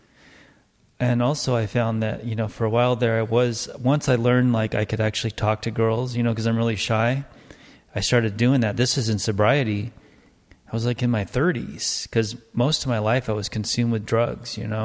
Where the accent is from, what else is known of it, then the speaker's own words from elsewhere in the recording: Los Angeles, California, United States; I grew up there in that pot yard